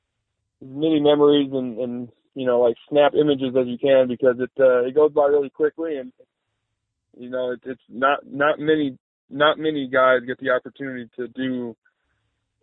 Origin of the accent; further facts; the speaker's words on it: an hour from Cedar Falls, Iowa, United States; also born or lived in Germany; I only went an hour to Cedar Falls from my hometown